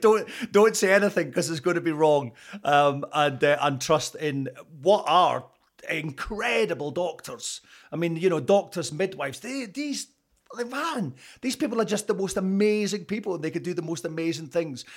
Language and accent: English; Scotland, United Kingdom; accent: Scottish; moved away as an adult; also born or lived in Canada / Toronto; being Scottish